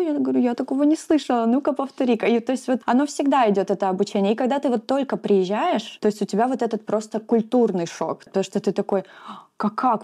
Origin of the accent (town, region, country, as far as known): Russia; moved away as an adult; now in New Zealand